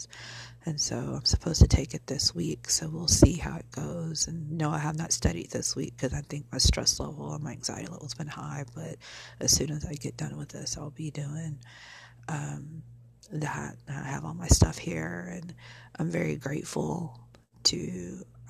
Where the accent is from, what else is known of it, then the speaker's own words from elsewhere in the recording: Illinois, United States; now in Arlington, United States; I'm from Illinois